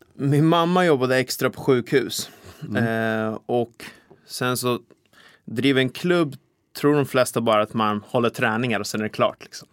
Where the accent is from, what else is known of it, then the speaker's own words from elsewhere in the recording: Vaxholm, Stockholm County, Sweden; now in Täby, Sweden; Jag är uppvuxen i Vaxholm här ute i skärgården, men jag har bott ja. i Täby nu typ halva mitt liv.